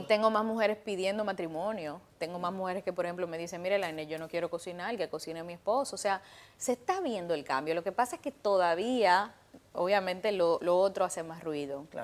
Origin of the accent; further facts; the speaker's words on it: Dominican Republic; yo como dominicana